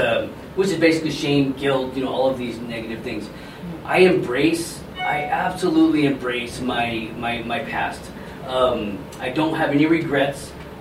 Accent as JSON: {"language": "English", "region": "California", "country": "United States", "tie": "born or raised there", "also_born_or_lived": "Las Vegas, Nevada", "moved": "as an adult", "lives_now": "Colorado, United States", "said": "I grew up in Colorado until I was 7, and then we moved away. My mom and I moved away to California."}